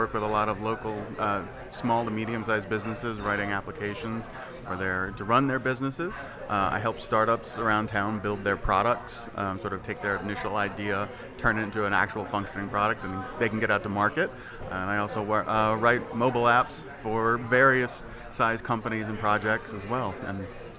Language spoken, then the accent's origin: English; Jonesboro, Arkansas, United States; moved away as an adult; now in New Orleans, United States; I was born and raised in Arkansas. I came down here to go to Tulane at 18 and never left.